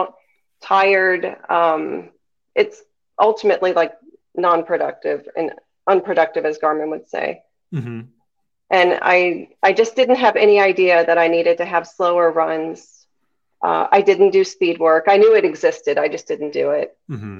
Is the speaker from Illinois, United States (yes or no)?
no; Tampa, Florida, United States; my hometown race, the Gasparilla.